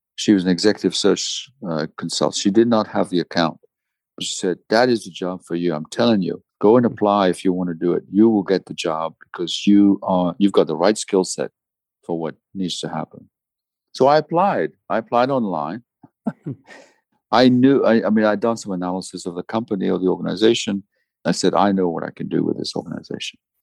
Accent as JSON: {"language": "English", "country": "DR Congo", "tie": "born or raised there", "said": "I was born in the Congo in Africa, and so were my parents, so were my grandparents"}